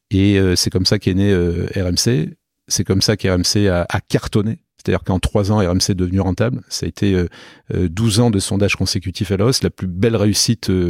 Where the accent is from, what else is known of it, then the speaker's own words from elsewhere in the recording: Nîmes, Occitania, France; also born or lived in Paris; now in Toulon, France; De Nîmes. Voilà. Donc euh, chez moi dans le Gard